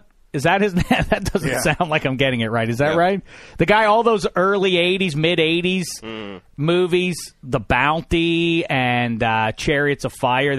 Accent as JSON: {"language": "English", "town": "Pittsburgh", "region": "Pennsylvania", "country": "United States", "tie": "born or raised there", "said": "Growing up in Pittsburgh"}